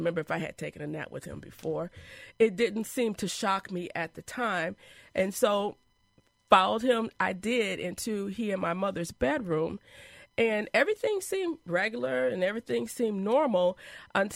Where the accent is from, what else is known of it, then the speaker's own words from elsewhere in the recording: Madison, Wisconsin, United States; also born or lived in Chicago; we moved from Chicago to Madison. Probably I was about 4 years old